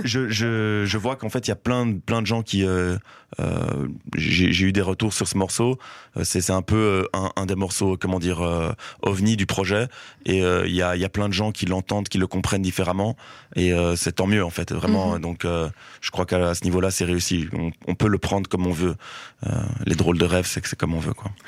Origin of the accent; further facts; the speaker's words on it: Brussels, Brussels-Capital Region, Belgium; j'ai grandi à Forêt-Wilmans qui est euh, bon maintenant ça c'est un peu ça c'est assez fortement gentrifié mais euh, ça reste euh, ça restait un des quartiers un quartier populaire de, Bruxelles